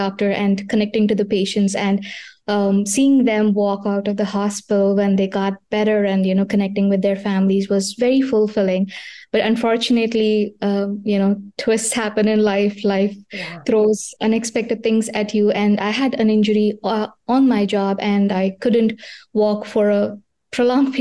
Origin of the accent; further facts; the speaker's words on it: India; now in Pennsylvania, United States; I was born in India